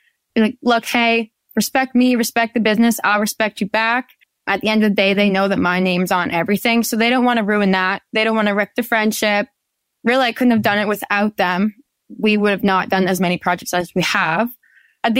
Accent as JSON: {"language": "English", "town": "Penetanguishene", "region": "Ontario", "country": "Canada", "said": "I'm from Penetanguishene, Ontario, Canada."}